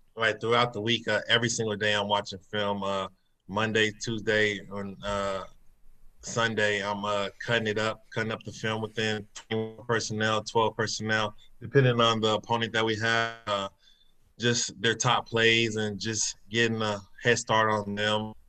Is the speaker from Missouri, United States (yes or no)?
yes; Kansas City, Missouri, United States; growing up in Kansas City.